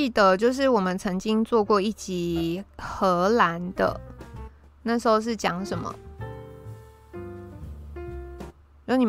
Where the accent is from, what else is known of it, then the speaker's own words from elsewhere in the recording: Taiwan; 身为台湾人真的是好惨哦，